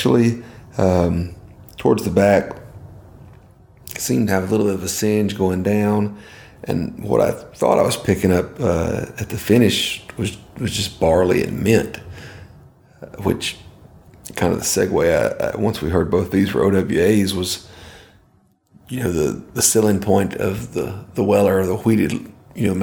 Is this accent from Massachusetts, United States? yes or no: no; Podunk, Georgia, United States; I grew up in Podunk, Georgia. We got 30,000 people in the whole county.